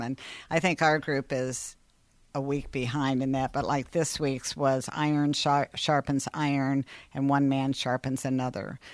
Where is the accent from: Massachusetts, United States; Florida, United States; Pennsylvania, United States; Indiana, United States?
Indiana, United States; Seymour; moved away as an adult; also born or lived in Purdue (West Lafayette, Indiana); now in Columbus, United States; I was born and raised in Seymour, went to the Emmanuel Lutheran School there